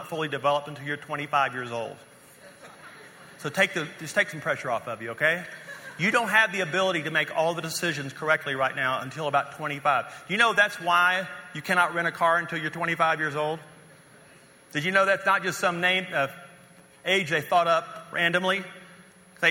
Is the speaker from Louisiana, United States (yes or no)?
yes; North Louisiana, United States; moved away as an adult; also born or lived in West Texas / Dallas, Fort Worth; now in Colorado, United States; we're from North Louisiana